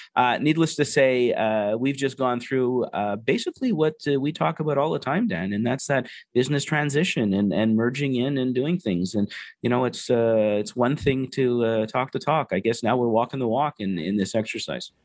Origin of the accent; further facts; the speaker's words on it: Canada; being Canadian